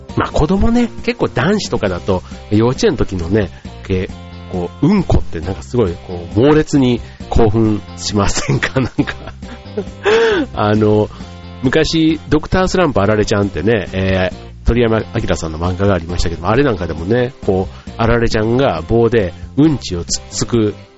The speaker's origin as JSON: {"language": "Japanese", "region": "Osaka", "country": "Japan", "tie": "born or raised there", "moved": "yes", "said": "僕の実家の大阪"}